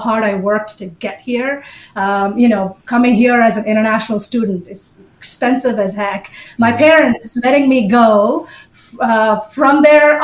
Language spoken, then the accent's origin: English; Bahrain; moved away as an adult; now in United States; although I was an Indian citizen, I was born and brought up in Bahrain in the Middle East.